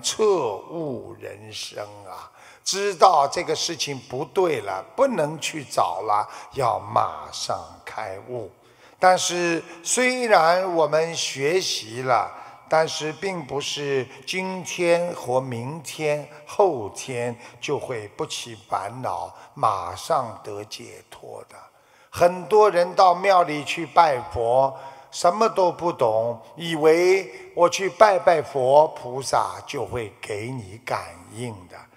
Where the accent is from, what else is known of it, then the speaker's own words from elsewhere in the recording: China; 我们中国人